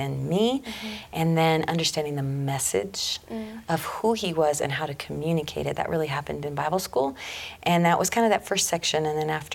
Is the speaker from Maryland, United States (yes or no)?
no; Colorado, United States; also born or lived in Russia; Born and raised in Colorado, Colorado native. I grew up as a farmer, rancher in a small community.